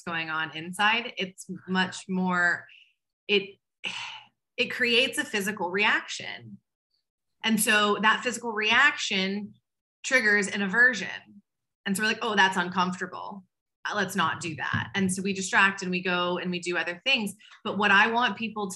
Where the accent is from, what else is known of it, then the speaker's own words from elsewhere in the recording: Waco, Texas, United States; I'm from Waco, Texas, which is a really conservative Southern Baptist town